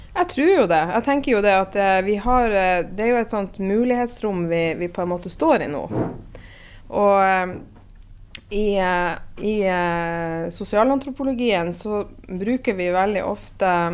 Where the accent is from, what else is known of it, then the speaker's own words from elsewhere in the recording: Northern Norway, Norway; jeg er fra Nord-Norge sjøl